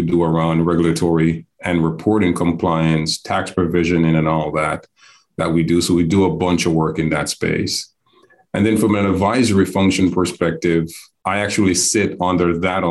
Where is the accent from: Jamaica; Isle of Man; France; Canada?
Jamaica; moved away as an adult; also born or lived in New York City / Hattiesburg, Mississippi; now in Atlanta, United States; I'm actually based in Atlanta, and I'll get to that to this later, but born and raised in Jamaica by way of New York City.